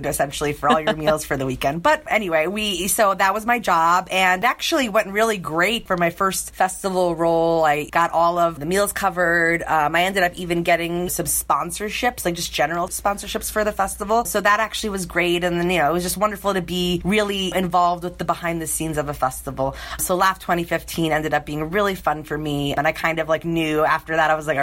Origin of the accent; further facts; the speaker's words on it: New York, United States; moved away as an adult; now in Los Angeles, United States; I'm originally from New York, and I moved out to LA in 2012